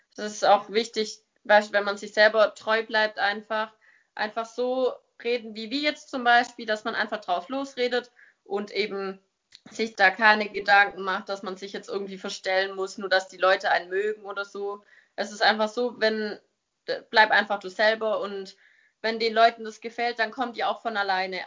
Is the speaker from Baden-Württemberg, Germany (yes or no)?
yes; near Stuttgart, Baden-Württemberg, Germany; ich komme aus der Nähe von Stuttgart